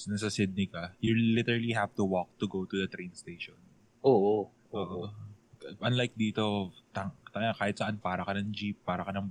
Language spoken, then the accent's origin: Tagalog; Central Visayas, Philippines; now in Manila, Philippines; Cebuano ako.